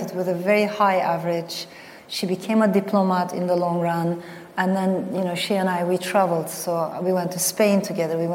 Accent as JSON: {"language": "English", "country": "Turkey", "tie": "born or raised there", "also_born_or_lived": "France", "said": "I was born in France to Turkish parents, but then my parents got separated. My father stayed in France, and my mother brought me to Turkey"}